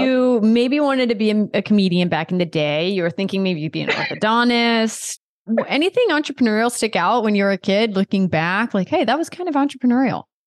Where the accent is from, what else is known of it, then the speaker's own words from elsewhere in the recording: Delaware, United States; grew up in Delaware